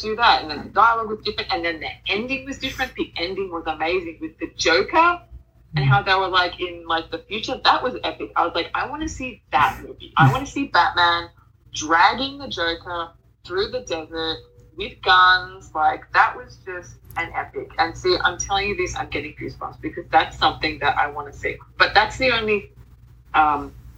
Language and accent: English; Australia; accent: Australian; I don't think our accent is like sexy at all